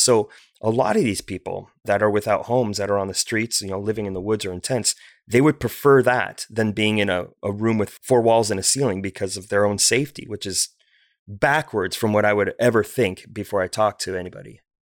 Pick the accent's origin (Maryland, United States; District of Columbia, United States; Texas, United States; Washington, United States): Washington, United States; Bellevue; moved away as an adult; also born or lived in China; now in Olympia, United States; growing up in Bellevue, Washington